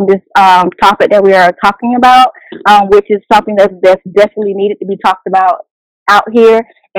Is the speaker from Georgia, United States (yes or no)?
yes; Columbus, Georgia, United States; I am born and raised here in Columbus, Georgia.